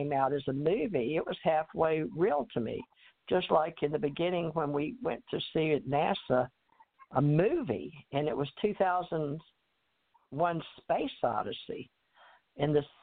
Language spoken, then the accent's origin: English; Texas, United States; also born or lived in Louisiana / Alabama / New York / Hawaii; now in Florida, United States; I was born in Louisiana, raised in Texas, went to Alabama to go to school in New York and all of that in Hawaii